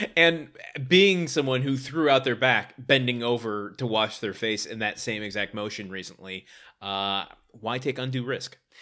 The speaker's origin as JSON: {"language": "English", "town": "Detroit", "region": "Michigan", "country": "United States", "said": "I'm from Detroit"}